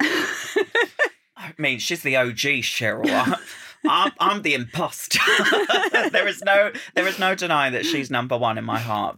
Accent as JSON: {"language": "English", "area": "Essex", "region": "East of England", "country": "United Kingdom", "said": "I'm from Essex"}